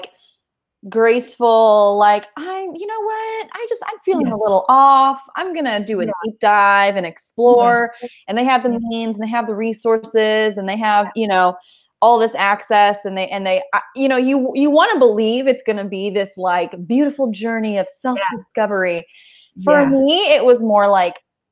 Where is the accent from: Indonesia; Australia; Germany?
Indonesia; now in Kansas City, United States; growing up in Indonesia